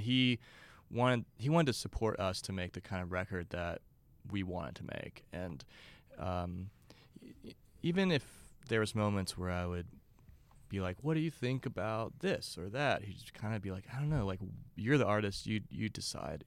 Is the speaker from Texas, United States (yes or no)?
yes; Beaumont, Texas, United States; it's called Beaumont, Texas